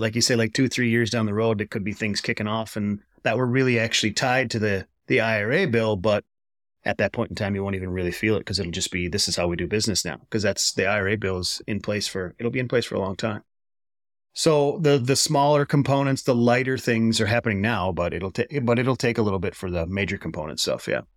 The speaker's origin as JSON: {"language": "English", "region": "Wisconsin", "country": "United States", "tie": "born or raised there", "said": "my home state of Wisconsin"}